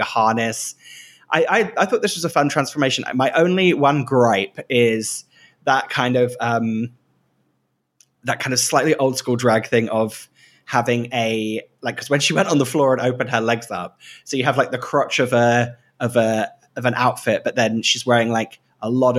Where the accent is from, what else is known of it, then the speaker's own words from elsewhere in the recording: Great Yarmouth, East of England, United Kingdom; I grew up in Great Yarmouth, which is a seaside town